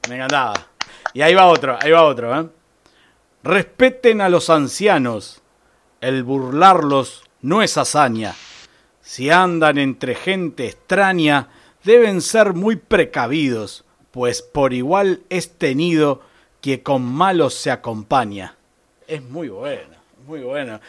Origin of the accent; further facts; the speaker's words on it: San Pedro, Buenos Aires Province, Argentina; yo digo que soy de San Pedro